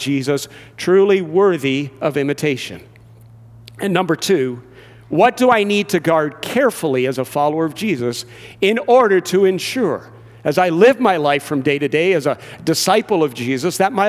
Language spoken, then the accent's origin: English; Georgetown, Ontario, Canada; also born or lived in England / Brampton; I grew up in Georgetown, where my dad still resides.